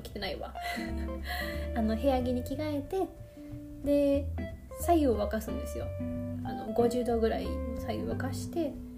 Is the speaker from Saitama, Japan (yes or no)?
no; Kobe, Hyogo, Japan; accent: Kansai; 関西人ですよちゃんとあの神戸兵庫県神戸市生まれなので